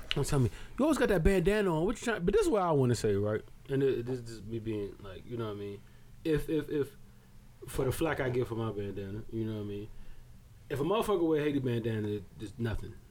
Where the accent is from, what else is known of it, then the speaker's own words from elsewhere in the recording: Barbados; moved away; I'm from Barbados